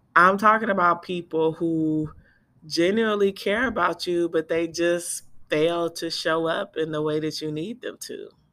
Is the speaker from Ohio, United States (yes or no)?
no; Bay Area, California, United States; I'm from the Bay Area